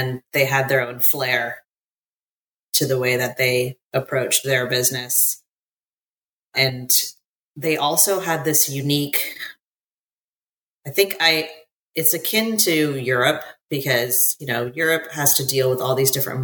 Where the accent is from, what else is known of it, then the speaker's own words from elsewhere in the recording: United States; accent: American; also born or lived in Singapore; I was born and raised in America